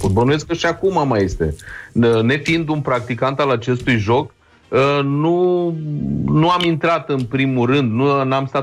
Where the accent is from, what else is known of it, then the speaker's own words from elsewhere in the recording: Moldavia, Romania; Păi, eu sunt moldovean, recunosc asta.